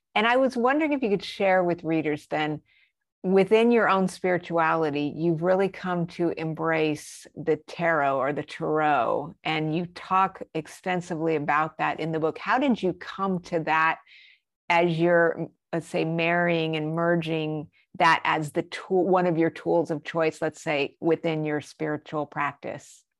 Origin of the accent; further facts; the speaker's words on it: Albuquerque, New Mexico, United States; I was raised in Albuquerque